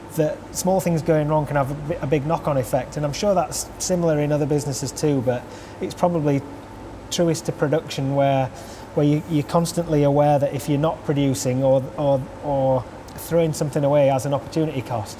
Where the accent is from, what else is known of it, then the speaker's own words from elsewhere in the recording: Huddersfield, Yorkshire and the Humber, United Kingdom; I'm from Huddersfield and I created a, a brewery here.